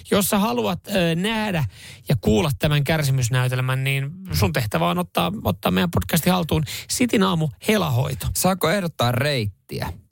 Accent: Vantaa, Uusimaa, Finland; Mä oon Vantaalta lähtö, lähtö, lähtöisin, niin totta, me ollaan sitten tiimi.

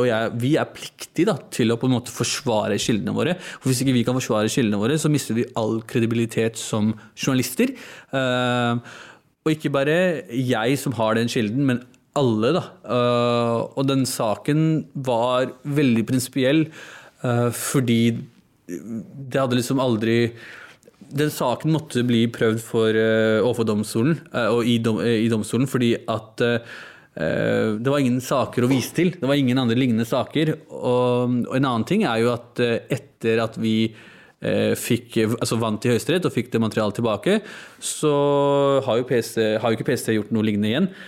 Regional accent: Oslo, Norway; norsk-pakistaner, født og oppvokst i Norge

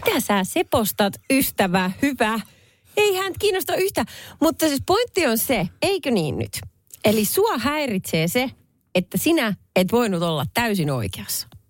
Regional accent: Salo, Southwest Finland, Finland; Salon, Salon Perniön, eli minun kotiseutuni

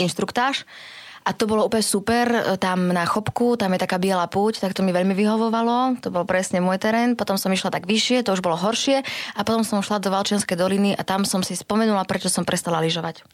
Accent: Prešov, Prešov Region, Slovakia; accent: eastern Slovak; now in Bratislava, Slovakia; u nás doma v Prešove

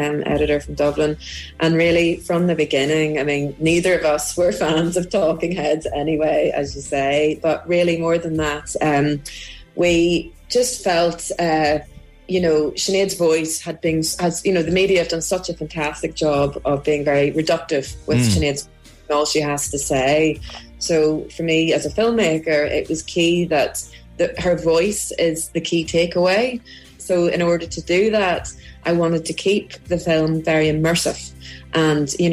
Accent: Belfast, Northern Ireland, United Kingdom; growing up in Belfast in the in the late 80s, early 90s.

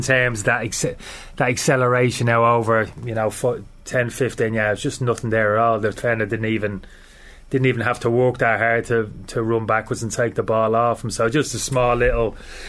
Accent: Dublin, Leinster, Ireland; I grew up in Dorchestery, so...

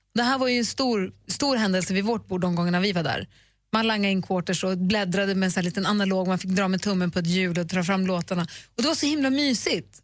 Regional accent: Luleå, Norrbotten County, Sweden; när jag var liten

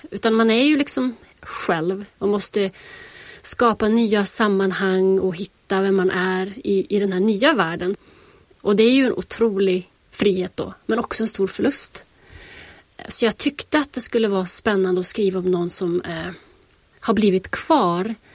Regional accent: Västerbotten County, Sweden; now in United States; Alltså jag sitter ju i USA och skriver om mina hemtrakter och min, min barndomstrakter. Och jag tror det är jätte, jättesvårt att eh, när jag känner fortfarande att jag går omkring i USA med liksom en, en hemlig värld inuti mig. Så här, en västerbottnisk värld.

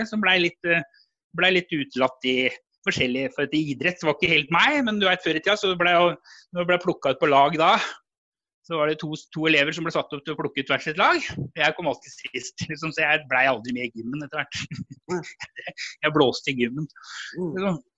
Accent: Oslo, Norway; born there; jeg ble født i Oslo.

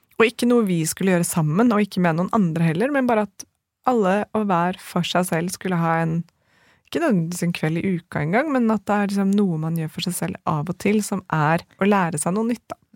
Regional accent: Norway; som nordmann

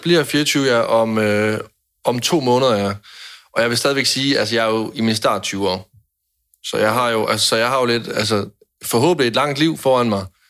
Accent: Jutland, Denmark; jeg er en nære jyde

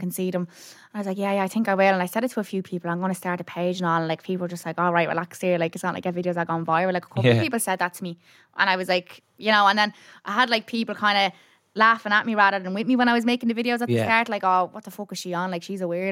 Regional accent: Dublin, Leinster, Ireland; I grew up in Clondalk in a place called Neilstown

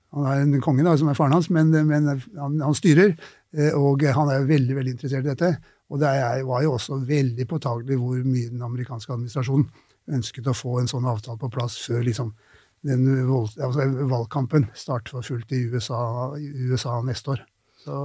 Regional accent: Oslo, Norway; Jeg vokste opp på Tøyen i Oslo

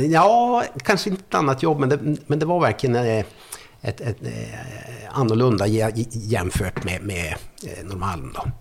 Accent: Arvidsjaur, Norrbotten County, Sweden; moved away; also born or lived in Stockholm / Skellefteå / Varberg; jag kommer ju från Arvidsjaur från början

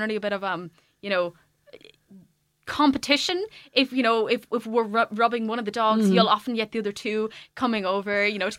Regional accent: Waterford, Munster, Ireland; To be honest, it's been both, because I'm from Waterford.

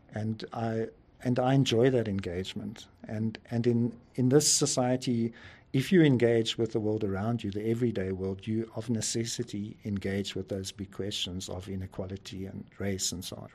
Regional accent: Pretoria, Gauteng, South Africa; moved away as an adult; now in Johannesburg, South Africa; I actually grew up in Pretoria, which is a nearby city, but I've been living in Johannesburg for about 40 years

